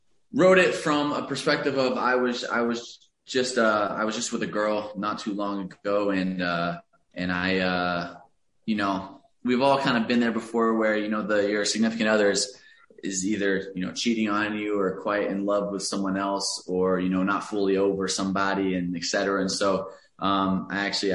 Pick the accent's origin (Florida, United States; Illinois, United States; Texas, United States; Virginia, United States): Texas, United States; Alvarado; moved away as an adult; now in Los Angeles, United States; I grew up in a very, very small town outside of Dallas. There was a couple thousand people in my hometown